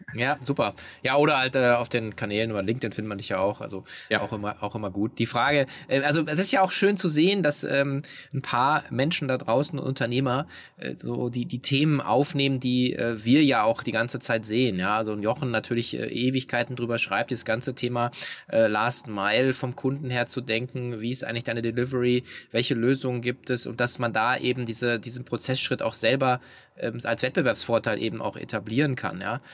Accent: Hanover, Lower Saxony, Germany; Ich komme aus Hannover

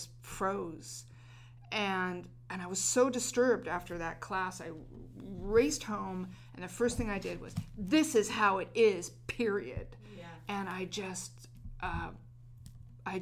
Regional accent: New Mexico, United States; where I went to school, it was probably 80% or more, they would say Hispanic in New Mexico

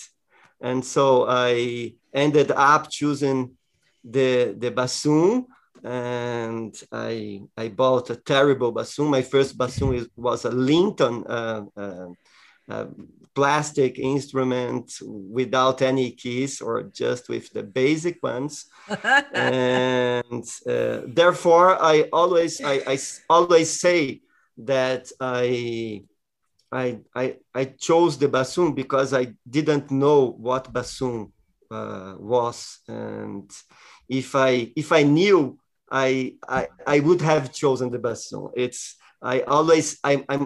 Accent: Jundiaí, São Paulo, Brazil; I joined a children orchestra in the music school in my hometown, Jundiaí, close to São Paulo

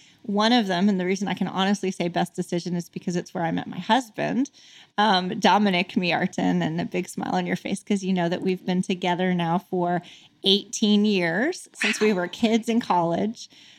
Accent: Arkansas, United States; on me because I was from Arkansas.

